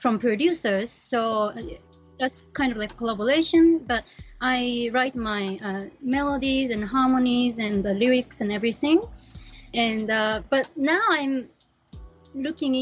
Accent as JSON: {"language": "English", "country": "Japan", "tie": "born or raised there", "moved": "as an adult", "lives_now": "New York, United States", "said": "I am from Japan"}